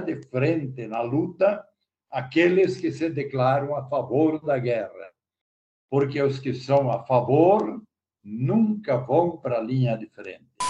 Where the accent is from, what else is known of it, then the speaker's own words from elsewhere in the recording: Rio Negrinho, Santa Catarina, Brazil; Estamos em São Bento, mas eu sou natural de Renegrinho